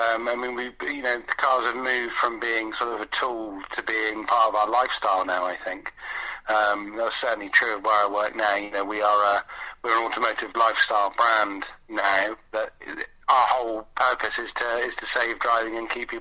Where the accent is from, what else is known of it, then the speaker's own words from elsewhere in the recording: Exeter, South West England, United Kingdom; Growing up in Devon, I'm not from Coventry. I was born in Exeter